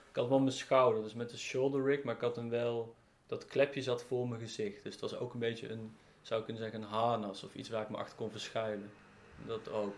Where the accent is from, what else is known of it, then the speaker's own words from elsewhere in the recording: near Eindhoven, North Brabant, Netherlands; in de buurt van Eindhoven, waar ik ben opgegroeid